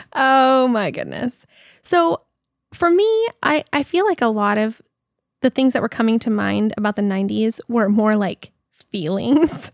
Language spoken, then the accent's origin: English; Belize; moved away